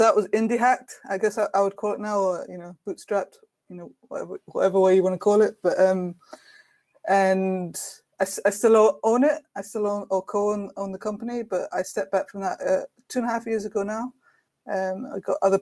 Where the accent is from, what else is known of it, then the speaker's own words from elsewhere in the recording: Brighton, South East England, United Kingdom; in Brighton in the UK, in my hometown